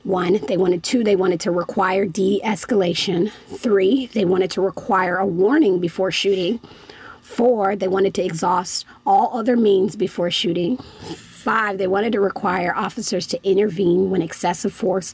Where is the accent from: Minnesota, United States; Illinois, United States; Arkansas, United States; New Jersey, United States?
Illinois, United States; Chicago; I'm from the Chicagoland area